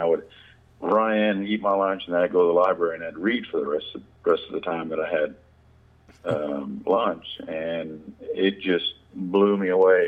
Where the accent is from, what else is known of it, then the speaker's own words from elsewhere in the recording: Lexington, Kentucky, United States; I grew up in Lexington, Kentucky